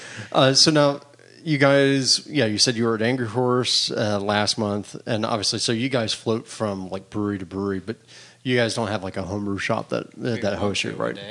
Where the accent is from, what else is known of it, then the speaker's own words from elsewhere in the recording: Florida, United States; now in Los Angeles, United States; I grew up in Florida